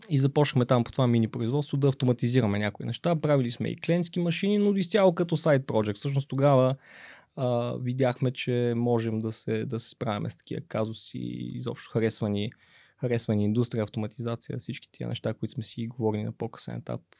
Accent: Stara Zagora, Stara Zagora Province, Bulgaria; съм от Стара Загора, да.

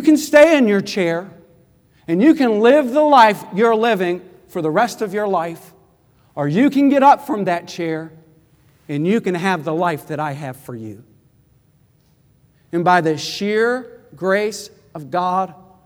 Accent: Midland, Texas, United States; I grew up in Midland, Texas, 6 hours away from Fort Worth

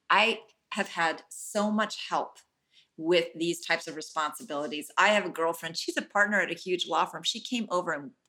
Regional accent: Oakland, California, United States; And I am very lucky I, because I'm born and raised in Oakland.

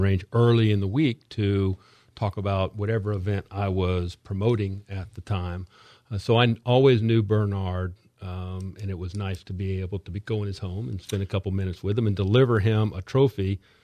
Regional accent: Miami, Florida, United States; moved away as an adult; now in Palm Coast, United States; we grew up in Miami

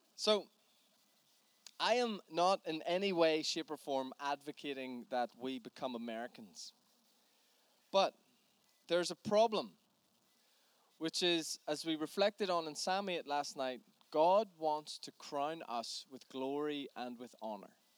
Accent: Northern Ireland, United Kingdom; as a Northern Irish man

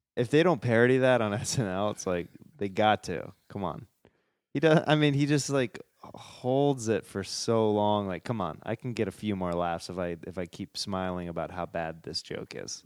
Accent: Kansas, United States; moved away as an adult; I'm from Kansas

